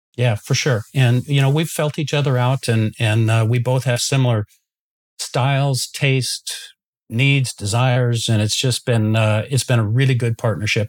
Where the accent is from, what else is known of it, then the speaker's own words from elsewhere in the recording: United States; moved away as an adult; also born or lived in Chicago; now in Pender Island, Canada; I'm actually an American who married a Canadian 27 years ago